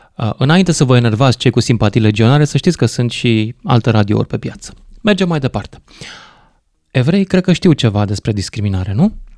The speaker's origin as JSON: {"language": "Romanian", "country": "Romania", "said": "sunt român"}